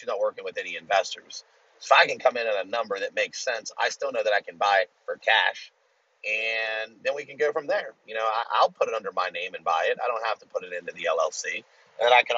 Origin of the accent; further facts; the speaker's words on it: United States; I'm American